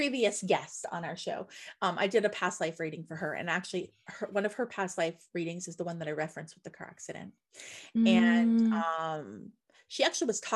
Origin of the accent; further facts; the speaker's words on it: Nova Scotia, Canada; I grew up in Nova Scotia, where you're gonna hear bagpipes anyways